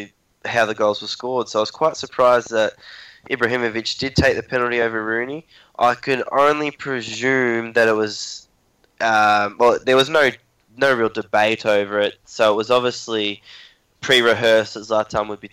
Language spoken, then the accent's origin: English; Australia; being an Australian